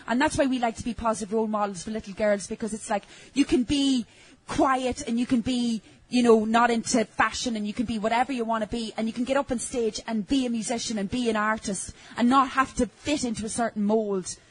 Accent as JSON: {"language": "English", "area": "Donegal", "region": "Ulster", "country": "Ireland", "moved": "yes", "said": "we're from Donegal, which is the northwest of Ireland"}